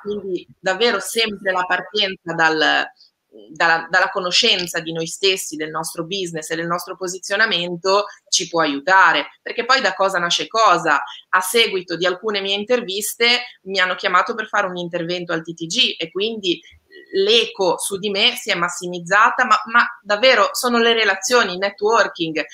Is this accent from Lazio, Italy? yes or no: no; Liguria, Italy; io Ligure